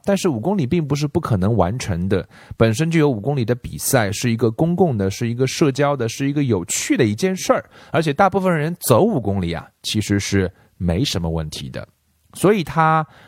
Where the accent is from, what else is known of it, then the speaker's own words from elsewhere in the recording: China; 我们中国人学英文